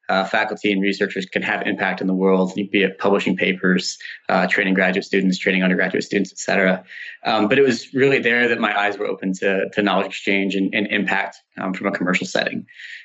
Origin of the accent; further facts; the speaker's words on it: northern Michigan, United States; moved away as an adult; also born or lived in Notre Dame, Indiana; So I'm originally from the Midwest. I grew up in a small town in northern Michigan.